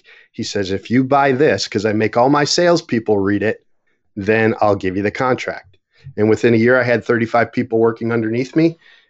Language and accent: English; Buffalo, New York, United States; So growing up in Buffalo, New York, I was fortunate because we had four seasons.